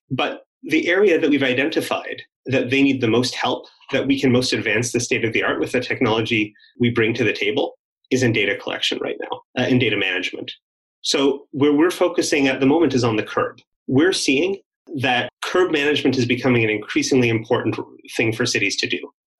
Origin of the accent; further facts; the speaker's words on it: Canada; I mentioned I came from Canada, and in Canada, the federal government kind of has all the power that it doesn't give to the provinces.